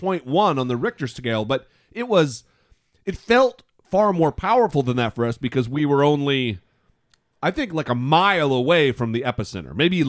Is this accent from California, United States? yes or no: yes; California, United States; just as terrible a Californian as I am